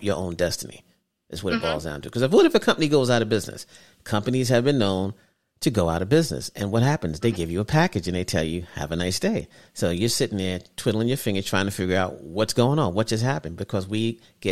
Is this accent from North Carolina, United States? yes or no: no; New York City, New York, United States; I'm from Brooklyn.